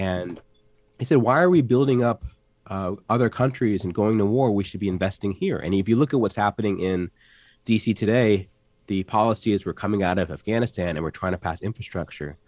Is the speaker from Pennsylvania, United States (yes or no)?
no; Atlanta, Georgia, United States; I grew up in Atlanta